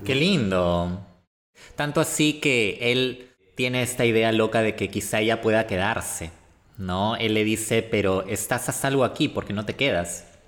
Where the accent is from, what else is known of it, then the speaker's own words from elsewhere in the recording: Peru; nosotros como peruanos que, vivimos lamentablemente esta realidad